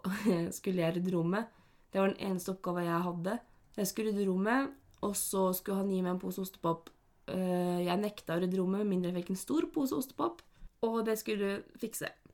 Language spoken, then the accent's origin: Norwegian; Norway; der jeg kommer fra, på Slettås, Flat Hill City